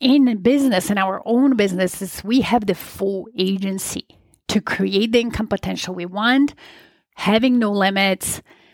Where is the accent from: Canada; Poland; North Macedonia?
Poland; moved away; I was born and raised in Poland